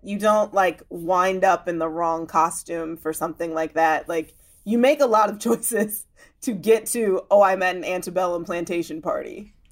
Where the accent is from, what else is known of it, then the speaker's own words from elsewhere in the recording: Chicago suburbs, Illinois, United States; I grew up in the Chicago suburbs